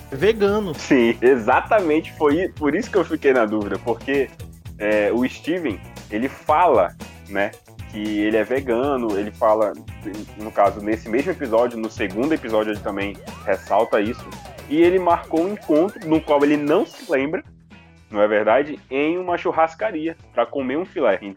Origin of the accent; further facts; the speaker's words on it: Manaus, Amazonas, Brazil; sou de Manaus.